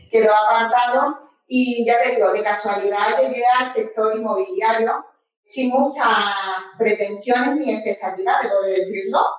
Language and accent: Spanish; Málaga, Andalusia, Spain